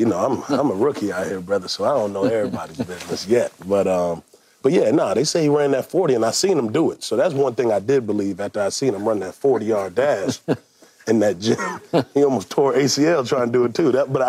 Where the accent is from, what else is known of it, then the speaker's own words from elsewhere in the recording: Atlanta, Georgia, United States; No, I'm not from Houston. I'm from Atlanta.